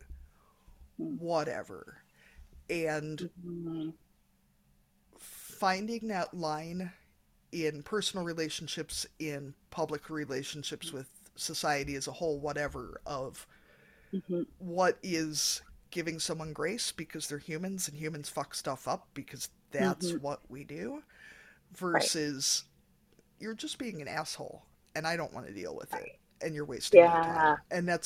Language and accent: English; United States; as an American